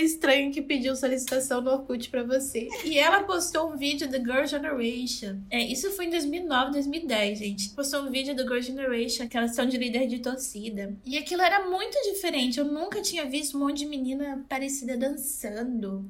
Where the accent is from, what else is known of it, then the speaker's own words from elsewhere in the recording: Rondônia, Brazil; moved away as an adult; also born or lived in Santa Catarina; now in Itajaí, Brazil; Eu nasci em Santa Catarina, na cidade onde eu e a Júlia moramos, só que eu fui criada em Rondônia. Então eu, more... eu morei em Rondônia por 13, 14 anos